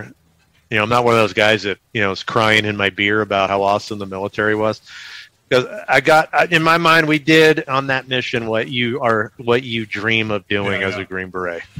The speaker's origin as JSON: {"language": "English", "town": "Halabja", "region": "Kurdistan Region", "country": "Iraq", "said": "And we're from Halabja."}